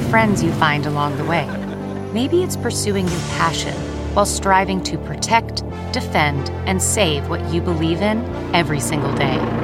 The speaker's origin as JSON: {"language": "English", "town": "Philadelphia", "region": "Pennsylvania", "country": "United States", "said": "I'm from Philadelphia"}